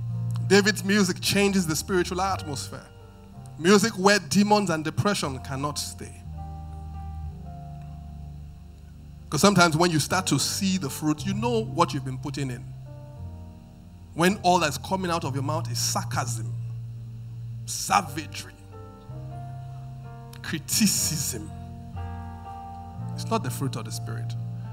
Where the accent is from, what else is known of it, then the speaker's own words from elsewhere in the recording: Benin; moved away; I mean, I listen to when I came from Benin, a bit to become cultured, I would say that my taste of music was eclectic, right?